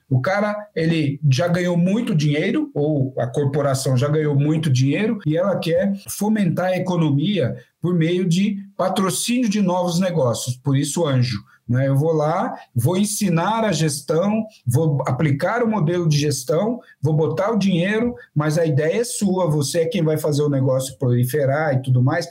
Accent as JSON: {"language": "Portuguese", "country": "Brazil", "said": "Eu sou do interior, eu sou caipira"}